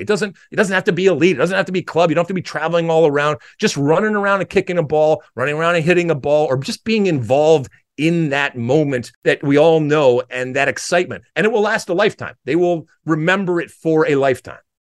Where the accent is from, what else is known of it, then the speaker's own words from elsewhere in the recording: United States; I grew up, and as an American playing soccer in the seventies and eighties